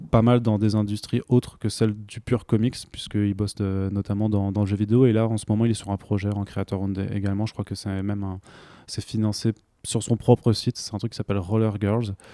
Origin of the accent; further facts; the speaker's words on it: Italy; Bah, après moi je suis italien donc je peux au